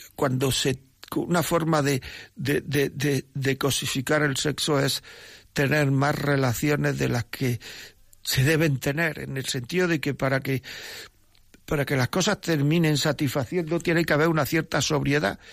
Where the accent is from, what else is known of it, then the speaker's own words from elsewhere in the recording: Granada, Andalusia, Spain; now in Madrid, Spain; vivo en Madrid aunque soy de Granada